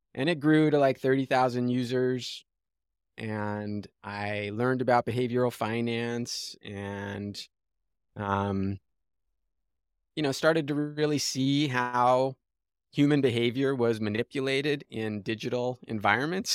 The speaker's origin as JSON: {"language": "English", "town": "Los Angeles", "region": "California", "country": "United States", "tie": "born or raised there", "said": "I grew up in Los Angeles"}